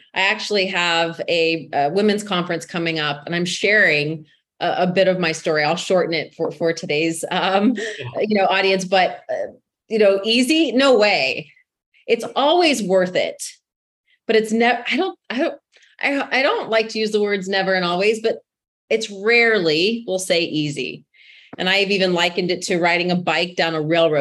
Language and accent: English; Texas, United States; accent: Texas; I was born and raised in Texas